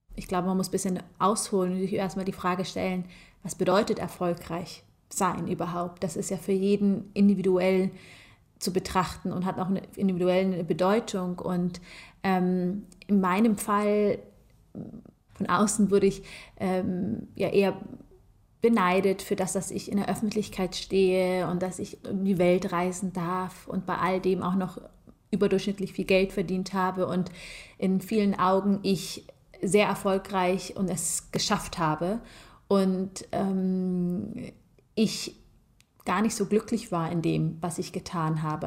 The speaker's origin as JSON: {"language": "German", "country": "Germany", "tie": "born or raised there", "said": "ich bin zwar in Deutschland geboren ähm, und ich fühle mich äh, mehr als deutsch"}